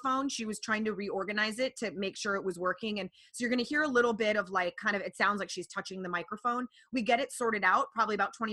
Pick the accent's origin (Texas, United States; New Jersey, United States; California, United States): California, United States; Los Angeles; I grew up in LA.